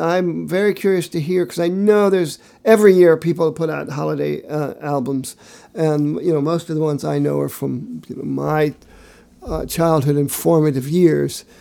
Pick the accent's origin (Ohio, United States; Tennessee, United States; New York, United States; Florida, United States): Ohio, United States; Findlay; moved away; my hometown of Findlay, Ohio